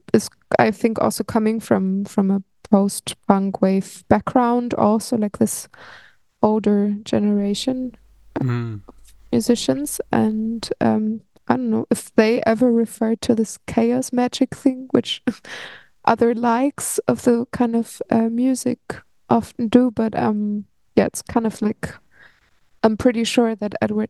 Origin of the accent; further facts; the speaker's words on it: Berlin, Germany; I've been growing up in Berlin